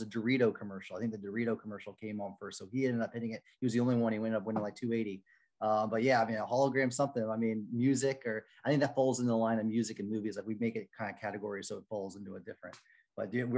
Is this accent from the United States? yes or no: yes; Orlando, Florida, United States; I grew up in Orlando.